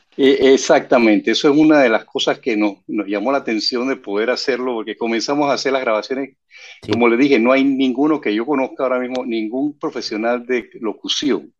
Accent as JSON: {"language": "Spanish", "country": "Panama", "said": "yo soy el único panameño"}